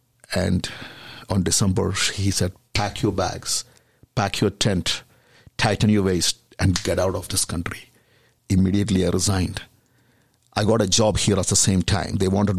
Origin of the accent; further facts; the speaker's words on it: India; So in India, even though we are from Christian background and Christianity, there is something happened in 1900s as part of Azusa Street Revival.